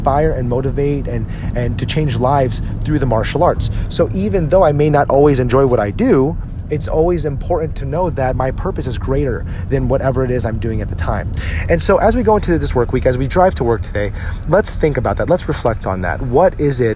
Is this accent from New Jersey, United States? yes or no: yes; New Jersey, United States; When we grew up in New Jersey